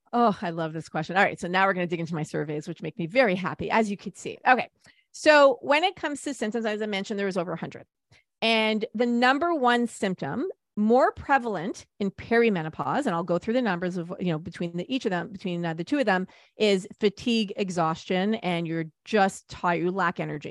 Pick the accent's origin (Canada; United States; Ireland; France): Canada; we're Canadian